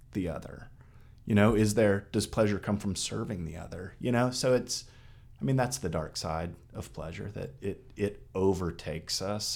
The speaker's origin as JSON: {"language": "English", "region": "Texas", "country": "United States", "tie": "born or raised there", "moved": "yes", "said": "I grew up in Texas"}